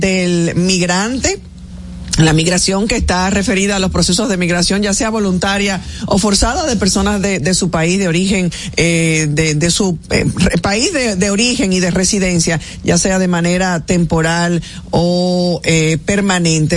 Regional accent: Dominican Republic; todos como dominicanos

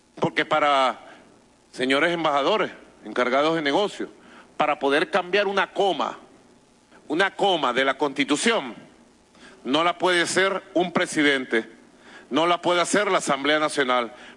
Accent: Venezuela; nosotros los venezolanos

